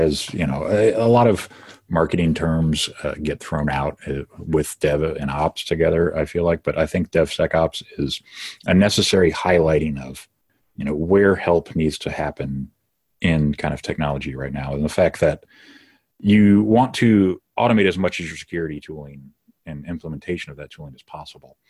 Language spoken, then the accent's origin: English; Detroit, Michigan, United States; I'm from the Detroit metro area